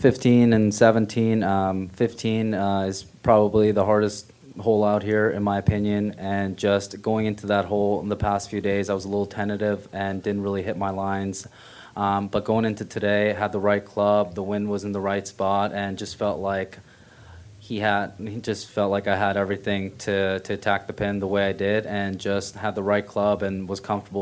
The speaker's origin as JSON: {"language": "English", "country": "South Korea", "said": "Just not being able to visit Korea and going back to my home country as much is the only thing that hurts me a little bit sometimes."}